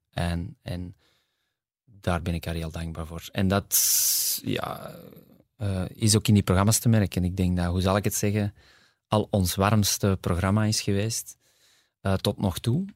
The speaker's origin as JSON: {"language": "Dutch", "town": "Kontich", "region": "Flanders", "country": "Belgium", "tie": "born or raised there", "also_born_or_lived": "Borgerhout / Ghent / New York", "lives_now": "Antwerp, Belgium", "said": "ik ben eigenlijk opgegroeid in Kontig, uh, eh, 18 jaar. Eh, maar geboren in Borgerhout."}